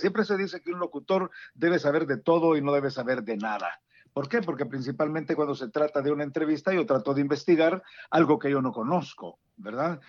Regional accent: San Salvador, El Salvador; moved away as an adult; also born or lived in Dallas Fort Worth, Texas / Houston, Texas; now in Washington metropolitan area, United States; como salvadoreño y principalmente por capitalino, yo soy originario de Salvador, originario de San Salvador

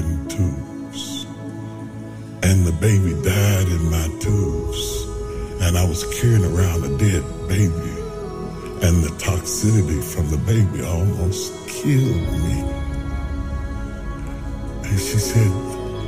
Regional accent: West Virginia, United States; I'm a country boy. I'm from West Virginia

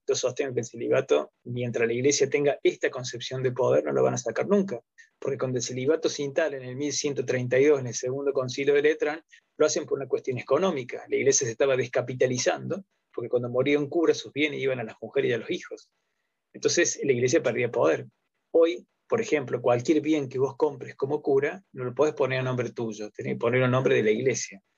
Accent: Río Tercero, Córdoba, Argentina; soy de Córdoba, eh, Río Tercero, ahí me van a poder ubicar

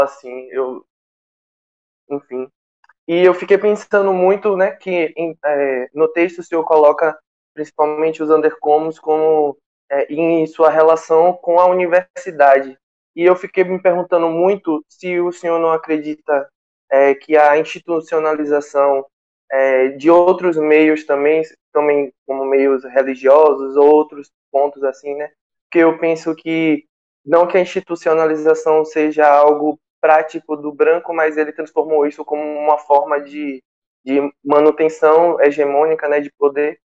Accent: Camamu, Bahia, Brazil; Sou natural de Camamu

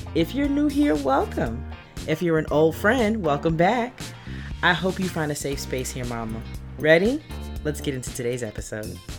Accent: New York City, New York, United States; accent: Brooklyn; moved away as an adult; now in Atlanta, United States; I currently live, um, just outside of Atlanta, but I'm a native New Yorker, Brooklyn to the bone, East New York to be pre-, precise

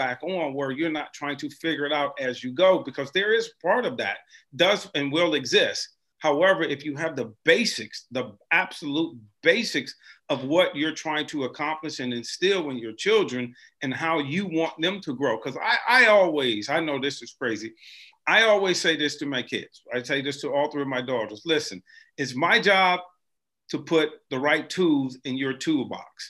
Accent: Cleveland, Ohio, United States; now in Cincinnati, United States; I'm from Cleveland.

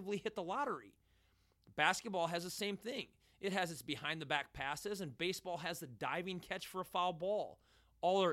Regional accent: United States; we as American soccer watchers

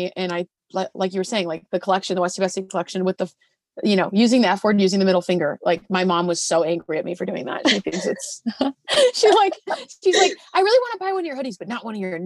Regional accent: Arizona, United States; I grew up in Arizona

